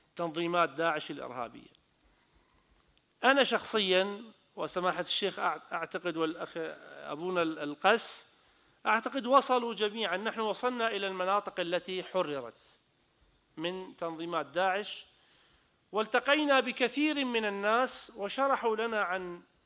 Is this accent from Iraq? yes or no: yes; Iraq; انا كمواطن عراقي